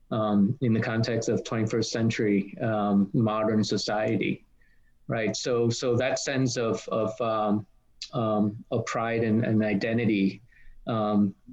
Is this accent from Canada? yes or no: no; Australia; even though I'm I'm Australian, um, Vietnam is kind of home for me.